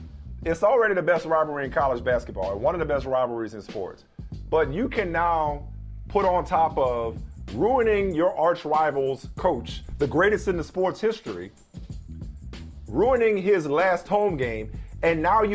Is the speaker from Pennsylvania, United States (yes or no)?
no; New Orleans, Louisiana, United States; That's still my hometown. Still my hometown.